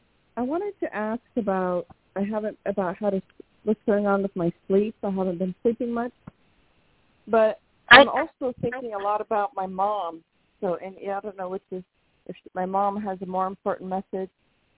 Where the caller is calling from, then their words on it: Washington, United States; from Washington State.